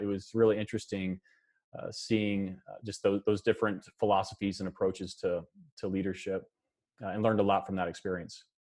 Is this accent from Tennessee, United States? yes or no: no; Kansas, United States; moved, moved to Kansas when I was about four years old and, uh, and, yeah, spent the rest of my time here in the state of Kansas